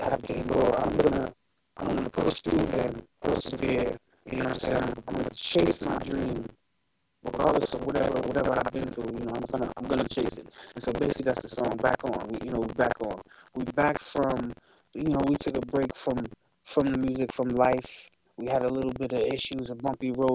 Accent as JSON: {"language": "English", "town": "Amityville", "region": "New York", "country": "United States", "tie": "born or raised there", "moved": "as an adult", "lives_now": "California, United States", "said": "I'm from Long Island, New York. Okay. Place called Amityville"}